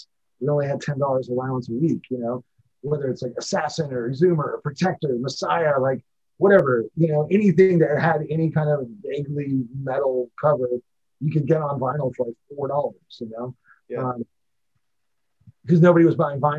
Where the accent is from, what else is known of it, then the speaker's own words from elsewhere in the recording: San Francisco, Oakland Bay area, California, United States; growing up in the San Francisco, Oakland Bay area